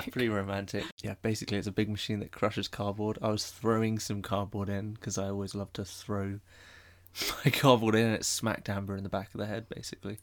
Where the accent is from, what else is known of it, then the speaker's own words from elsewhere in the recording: Bournemouth, South West England, United Kingdom; moved away as an adult; now in London, United Kingdom; I'm also from Bournemouth.